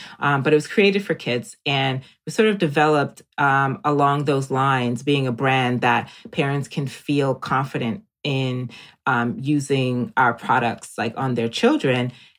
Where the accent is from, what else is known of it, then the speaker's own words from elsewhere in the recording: Jamaica; born there; I'm also an island girl. I was born in Jamaica.